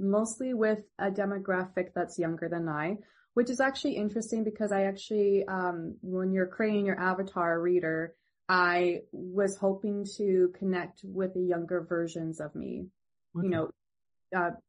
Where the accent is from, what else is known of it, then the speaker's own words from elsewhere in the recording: Ontario, Canada; I'm originally from Ontario